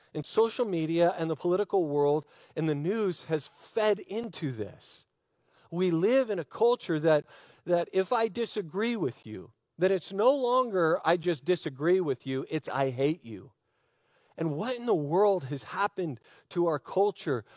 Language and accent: English; United States; I'm an American. I'm an American. I love our country.